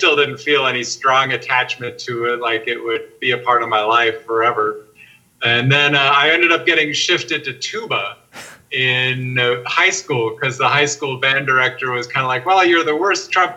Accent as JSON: {"language": "English", "region": "Minnesota", "country": "United States", "tie": "born or raised there", "said": "I grew up in Minnesota and it was very cold"}